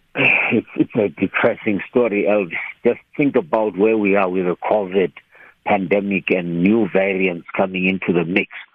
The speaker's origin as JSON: {"language": "English", "region": "Limpopo", "country": "South Africa", "tie": "born or raised there", "said": "I grew up eating millet in Limpopo"}